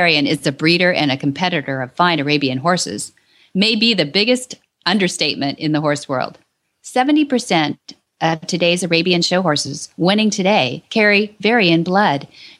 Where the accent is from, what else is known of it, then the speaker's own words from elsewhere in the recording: San Luis Obispo, California, United States; We lived not too far from each other when I was born in San Luis Obispo.